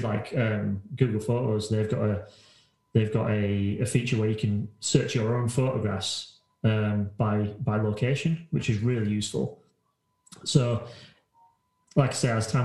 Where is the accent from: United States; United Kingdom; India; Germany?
United Kingdom; Halifax, Yorkshire and the Humber; I was walking around my hometown, which is Halifax, if people don't know, and it's an old town